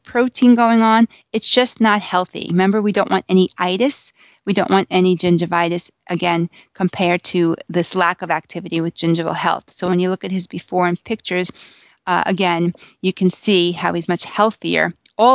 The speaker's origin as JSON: {"language": "English", "area": "Long Island", "region": "New York", "country": "United States", "said": "I'm from Long Island"}